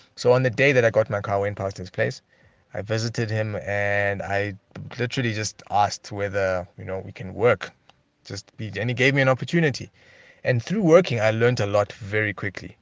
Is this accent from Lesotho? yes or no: yes; Lesotho; I was born in Missouri, um, in Lesotho, in Marijah Hospital, nineteen eighty-nine